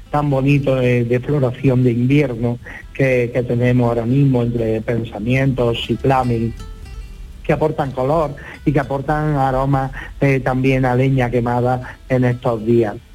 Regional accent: Rute, Andalusia, Spain

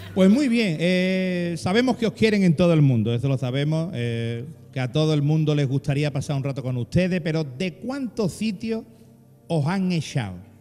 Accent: Andalusia, Spain; los que mejor hablamos del globo terráqueo somos los andaluces

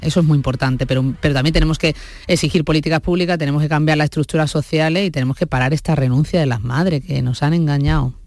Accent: Málaga, Andalusia, Spain; moved away as an adult; also born or lived in Madrid; Yo de Málaga

